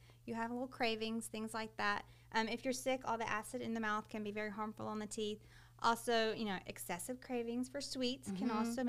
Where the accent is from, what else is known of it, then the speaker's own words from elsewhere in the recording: Texas City, Texas, United States; We're both from Texas City, so it just seemed like a natural place to want to come back. You know, we were both born and raised here.